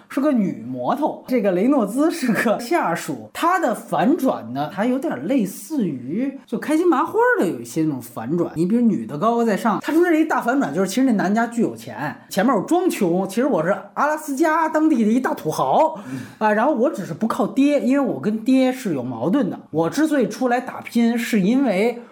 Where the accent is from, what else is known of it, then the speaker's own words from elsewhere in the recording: China; 我们作为大陆人